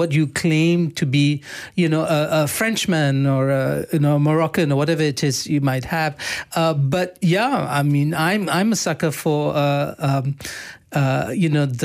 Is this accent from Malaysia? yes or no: yes; Malaysia; we're Malaysian